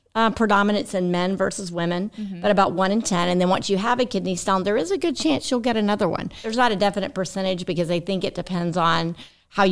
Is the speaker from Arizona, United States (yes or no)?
no; Sylvester, Georgia, United States; moved away as an adult; also born or lived in Chicago area / Athens, Georgia; now in Tifton, United States; I grew up in Sylvester, Georgia, which is just 20 minutes away